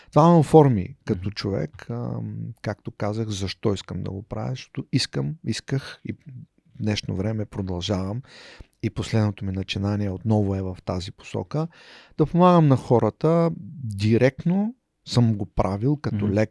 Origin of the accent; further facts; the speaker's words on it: Haskovo, Haskovo Province, Bulgaria; moved away as an adult; also born or lived in Plovdiv / Romania / Poland / Switzerland; Роден съм в Хасково.